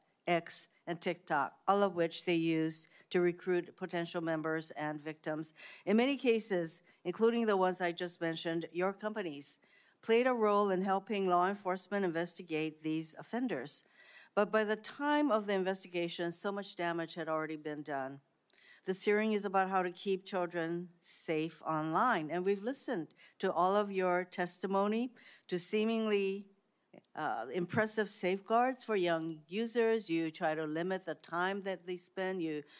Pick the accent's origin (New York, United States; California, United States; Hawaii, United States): Hawaii, United States; Sex trafficking is a serious problem in my home state of Hawaii, especially for Native Hawaiian victims.